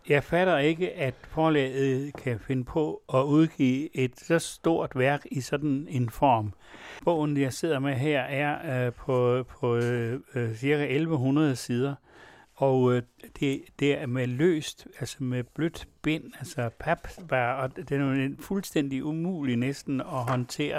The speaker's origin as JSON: {"language": "Danish", "area": "West Jutland", "region": "Central Denmark Region", "country": "Denmark", "said": "jeg kommer også selv fra Vestjylland"}